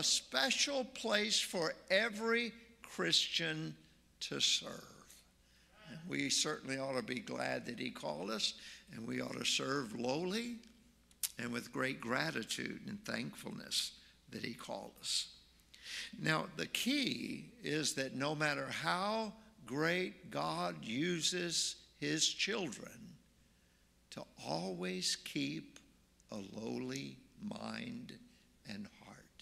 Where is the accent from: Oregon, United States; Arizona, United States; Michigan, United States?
Oregon, United States; also born or lived in Nashville, Tennessee; now in Marion, United States; I'm from Oregon